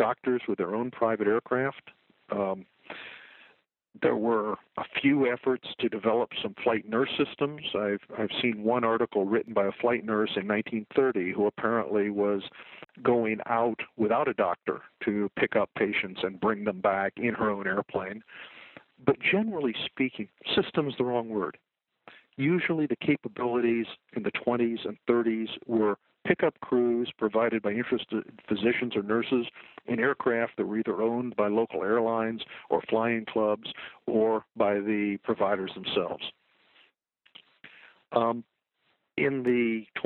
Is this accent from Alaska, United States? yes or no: yes; Alaska, United States; I'm actually from Alaska in the States